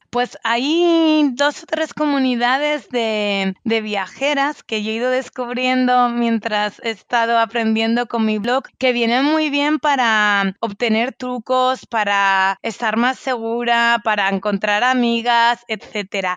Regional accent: Spain; como española eh, estoy muy cómoda en Latinoamérica.

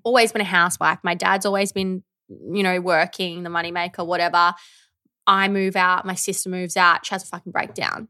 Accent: Victoria, Australia; now in Melbourne, Australia; I grew up in the country

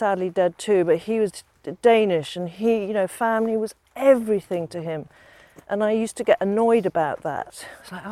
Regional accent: Lincolnshire, East Midlands, United Kingdom; I grew up in Lincolnshire most of the time

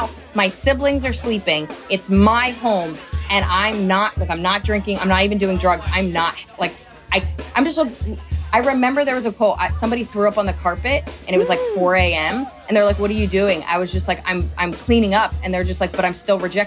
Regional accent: right outside of Princeton, New Jersey, United States; I grew up right outside of Princeton in New Jersey.

